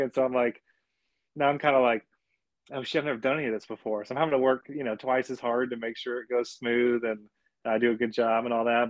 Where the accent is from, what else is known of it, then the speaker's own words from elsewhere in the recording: Austin, Texas, United States; my dad's been a builder in Austin since the '80s. So again, I was born and building in Austin